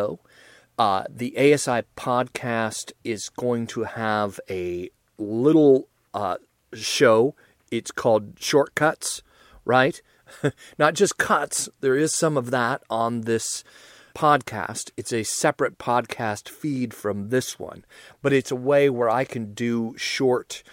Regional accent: United States

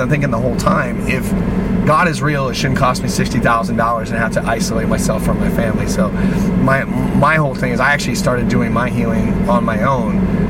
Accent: Seattle, Washington, United States; because I'm from Seattle

